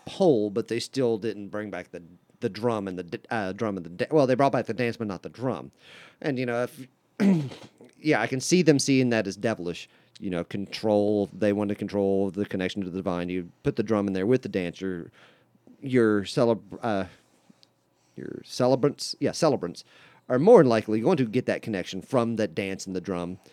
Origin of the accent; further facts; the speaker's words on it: West Virginia, United States; I come from West Virginia, and it was very much a part of the Bible Belt